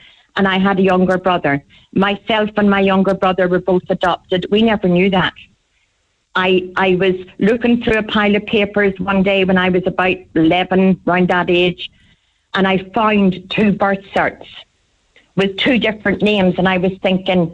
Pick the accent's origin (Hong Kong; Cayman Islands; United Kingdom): United Kingdom; Belfast, Northern Ireland; I was put into a home when I was born up in Belfast